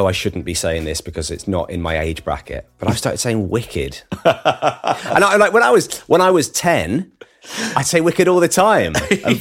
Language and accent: English; Bromley, London, United Kingdom; I'm from Bromley, and obviously Bromley was one of the places where jungle music sort of sprung from